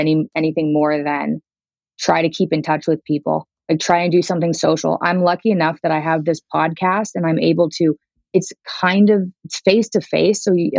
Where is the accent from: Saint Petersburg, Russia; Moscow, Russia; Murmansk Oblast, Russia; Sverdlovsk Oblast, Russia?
Moscow, Russia; born there; He's Russian. Yeah, I was born in Moscow.